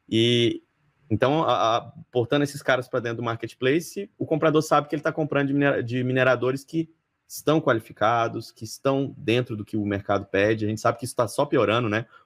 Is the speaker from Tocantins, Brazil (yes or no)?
yes; Palmas, Tocantins, Brazil; now in São Paulo, Brazil; eu sou de Tocantins, né? Conforme eu mencionei, eu sou de Palmas Tocantins, me formei lá.